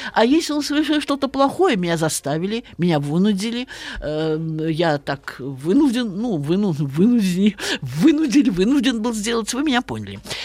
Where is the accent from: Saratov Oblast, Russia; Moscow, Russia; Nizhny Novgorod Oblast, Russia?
Saratov Oblast, Russia; Saratov; я родилась и выросла в славном городе Саратове